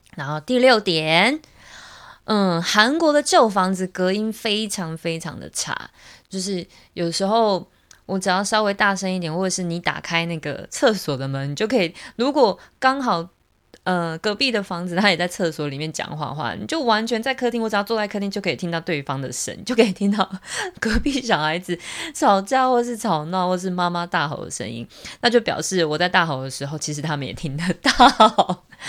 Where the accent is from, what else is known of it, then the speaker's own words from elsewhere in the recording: Taiwan; 像我们台湾聚会，我们可能就是在一个咖啡厅，或者是在餐厅里面